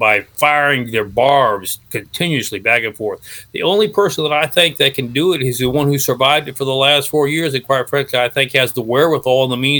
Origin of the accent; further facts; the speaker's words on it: Mexico; I grew up in Mexico. I lived in a foreign country. My parents were missionaries.